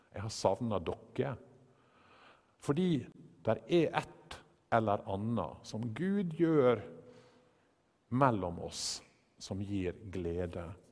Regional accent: Western Norway, Norway; Vi er jo begge fra Vestlandet

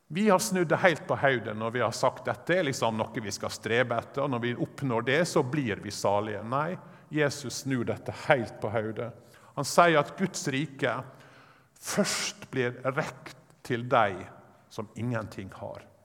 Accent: Sunnmøre, Møre og Romsdal, Norway; jeg er sunnmøring

